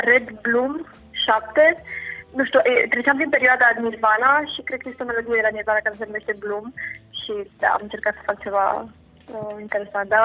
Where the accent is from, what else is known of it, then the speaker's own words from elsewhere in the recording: Bucharest, Romania; am crescut în București, uh, am făcut uh, mm, liceu în... cum uh, se numea, nu știu.